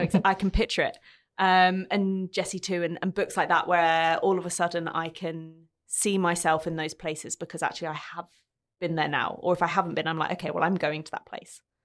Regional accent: London, United Kingdom; moved away as an adult; now in Australia; growing up in London

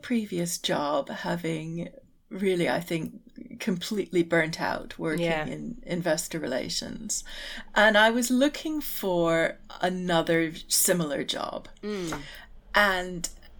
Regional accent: Canada; And being Canadian, I had to, you know, pay for my university

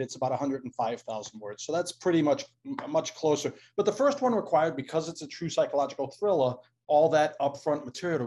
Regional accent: Boston, Massachusetts, United States; accent: Boston; now in Ramona, United States; my Boston accent

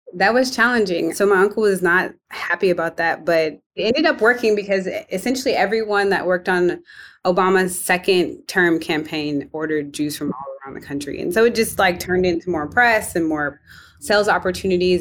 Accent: Evanston, Illinois, United States; I grew up in Evanston, Illinois, home of Northwestern University

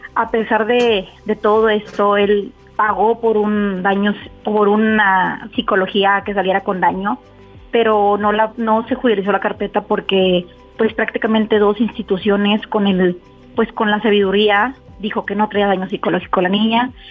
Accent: United States; now in Mexico; yo soy americana y mi hija también somos americanas

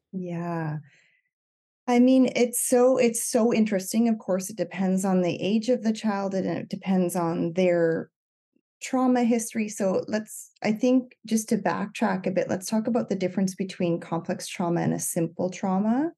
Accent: Cape Breton Island, Nova Scotia, Canada; moved away as an adult; now in British Columbia, Canada; I'm from Cape Breton Island, um, but I live in British Columbia right now. I've been here since twenty ten.

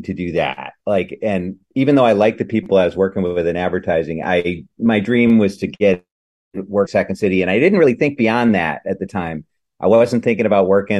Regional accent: Madison, Wisconsin, United States; moved away as an adult; also born or lived in Chicago; a couple of years in Madison, which is my hometown

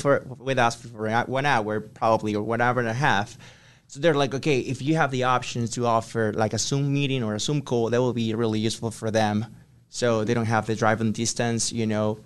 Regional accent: Ecuador; English is a second language; moved away as an adult; I'm from Ecuador. So I came here in twenty nineteen

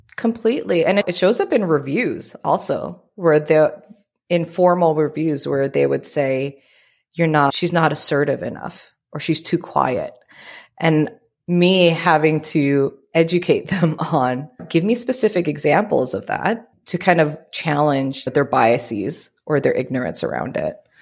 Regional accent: Oakland, California, United States; first language Tagalog; English is a second language; also born or lived in Philippines / Richmond, California; now in San Diego, United States; born and raised in the Bay Area, in the East Bay, Oakland, Richmond.

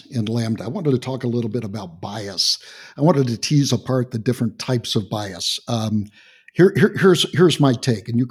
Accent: Texas, United States; I'm from Texas

